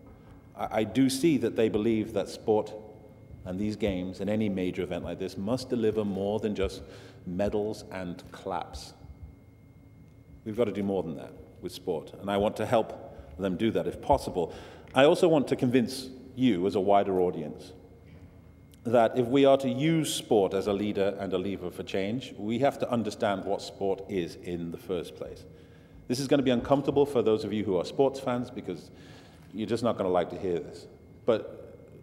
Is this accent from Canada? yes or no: no; Manchester, North West England, United Kingdom; I'm from Manchester